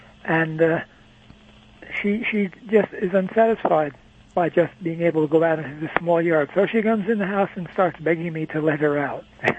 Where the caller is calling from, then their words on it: Barboursville, West Virginia, United States; Barboursville, West Virginia.